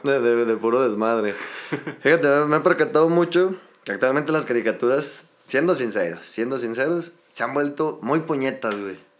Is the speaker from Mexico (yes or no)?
yes; Mexico City, Mexico; now in Los Altos de Jalisco, Mexico; Yo soy de la Ciudad de México, viejo. Nada más que ya tengo tiempo residiendo por acá